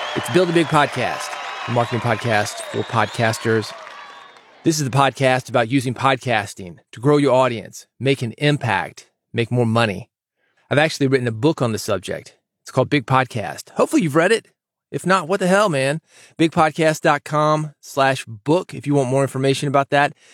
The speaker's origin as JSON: {"language": "English", "region": "the South", "country": "United States", "said": "I'm from the South."}